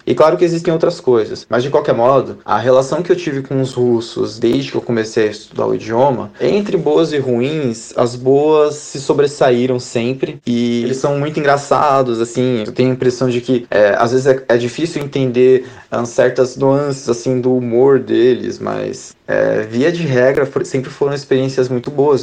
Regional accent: Brazil; now in Russia; sendo brasileiro

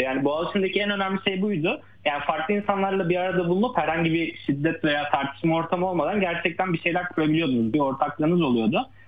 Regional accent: a small Anatolian district, Turkey; moved away as an adult; also born or lived in Istanbul, Turkey; now in Germany; ben kendim bizzat hani küçük bir Anadolu ilçesinde doğdum büyüdüm.

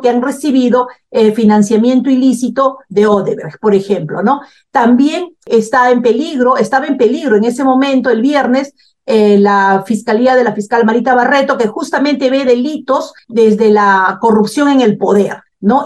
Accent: Peru; En mi país

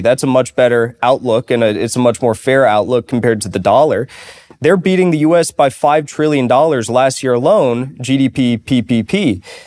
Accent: United States; I'm an American citizen, my ancestors sailed to America on the Mayflower and helped found this country

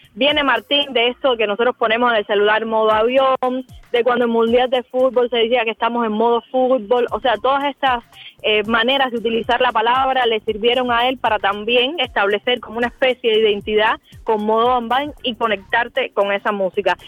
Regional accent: Cuba; nosotros como cubanos

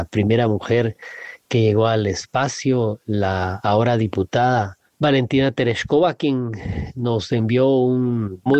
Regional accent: Honduras; tengo nueve años, soy de Honduras.

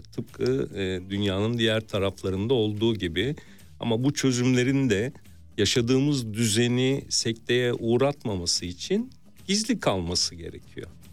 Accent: Istanbul, Turkey; Ben de Mardin kültürüyle İstanbul'da büyümüş.

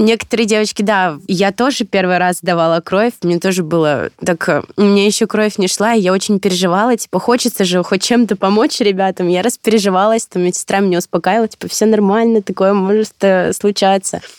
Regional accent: Belgorod Oblast, Russia; я родом тоже из Белгородской области

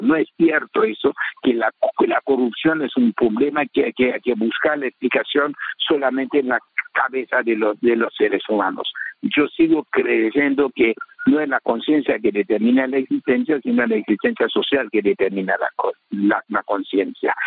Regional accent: Haiti

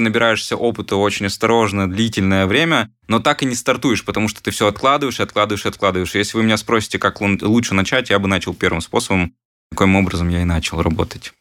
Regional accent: Perm, Perm Krai, Russia; в Перми, в родном городе, откуда я сам

